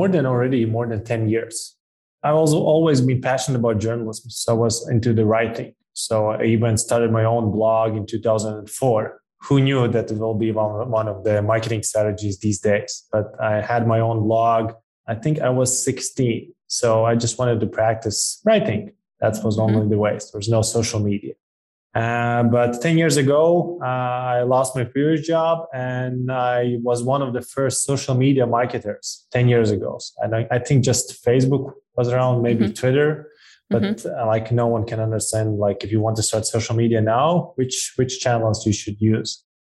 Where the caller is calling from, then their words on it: Riga, Latvia; I'm calling from Europe, from a pretty small country, Riga, Latvia. So less than 2 million citizens, population.